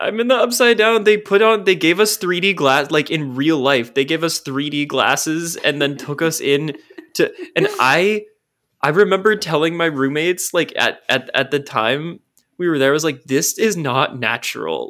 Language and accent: English; Portland, United States; I grew up in Portland